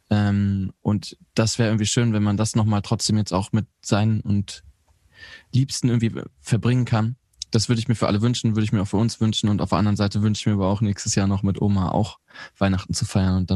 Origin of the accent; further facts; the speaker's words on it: North Rhine-Westphalia, Germany; ich komme ja aus Ostwestfalen.